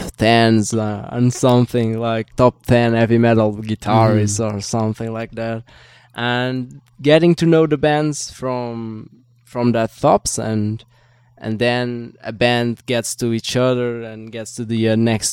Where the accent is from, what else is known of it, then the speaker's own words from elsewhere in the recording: Portugal; I'm from Portugal